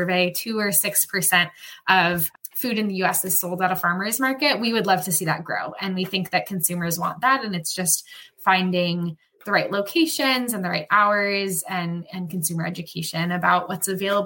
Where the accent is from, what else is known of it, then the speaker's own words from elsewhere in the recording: Portland, Oregon, United States; moved away as an adult; now in Washington, D.C., United States; I grew up in Portland, Oregon